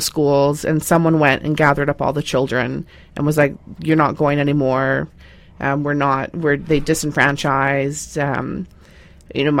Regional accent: Ladner, British Columbia, Canada; I grew up in Ladner

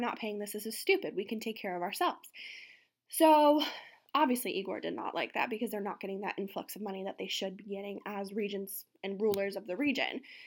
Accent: outside of New York City, United States; growing up outside of New York City

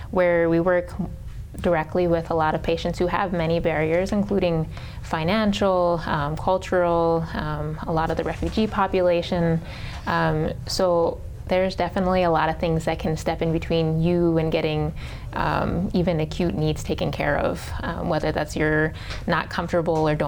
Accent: Maryland, United States; born there; I was born in Maryland

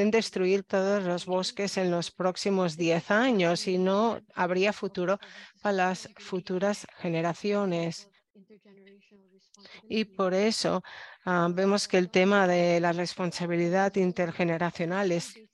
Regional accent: Philippines; Spanish is a second language; Yo crecí en Filipinas y el tema del cambio climático no era fácil, pero ahora veo cómo suben los niveles del mar

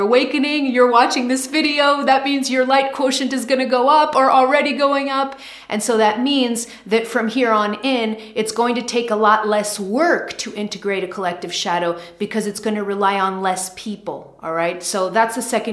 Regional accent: United States; I'm American

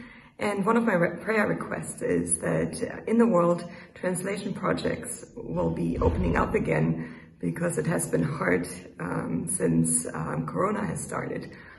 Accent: Germany; I'm from Germany.

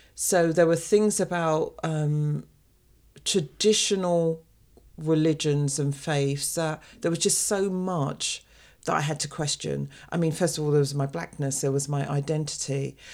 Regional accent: London, United Kingdom; the little girl who was brought up in an African Caribbean family in the U K

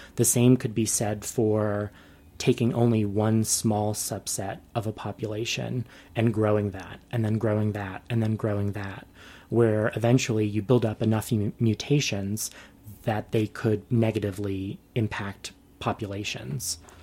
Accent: New York, United States; moved away as an adult; I was born and raised in New York

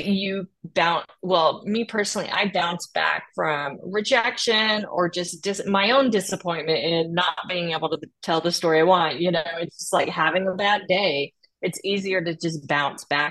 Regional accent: Fort Smith, Arkansas, United States; my hometown, Fort Smith, Arkansas

